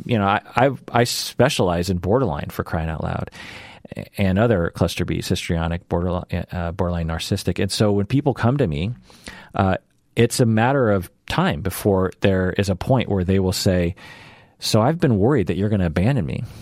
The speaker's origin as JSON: {"language": "English", "town": "Seattle", "region": "Washington", "country": "United States", "tie": "born or raised there", "said": "born and raised in Seattle, always lived in Seattle, will always live in Seattle"}